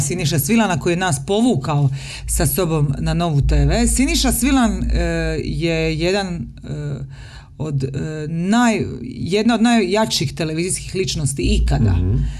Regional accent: Dalmatia, Croatia; now in Zagreb, Croatia; Doživjeli smo potres kao dijete u Dalmaciji, ti i ja

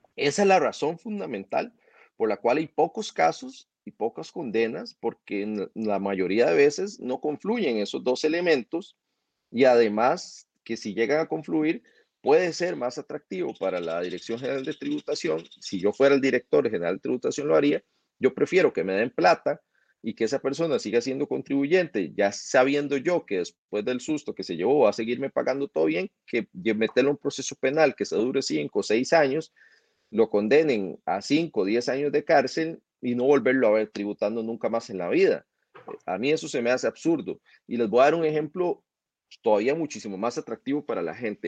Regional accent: Costa Rica

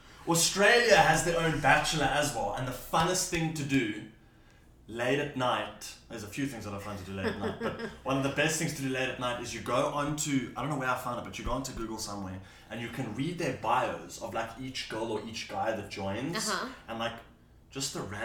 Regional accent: South Africa; I'm from South Africa.

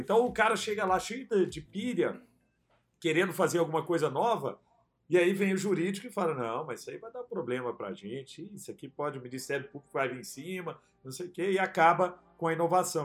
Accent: Araguari, Minas Gerais, Brazil; E eu sou um cara do interior, né? Sou nascido em Araguari, Herigueri, Triângulo Mineiro

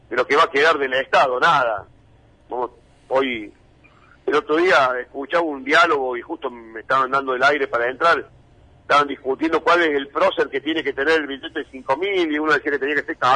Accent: Argentina; nosotros siempre nos comparamos y no nos damos cuenta que así somos los argentinos, de pedantes, soberbios, agrandados.

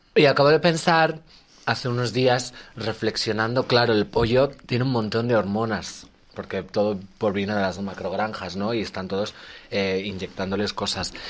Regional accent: Magaluf, Balearic Islands, Spain; also born or lived in León; now in Madrid, Spain; me he criado en Magaluf.

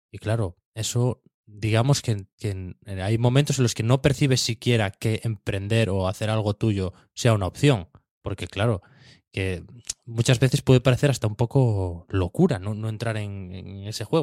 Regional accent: near Cangas del Narcea, Asturias, Spain; cuando me preguntan de dónde eres, digo, nada, de cerca

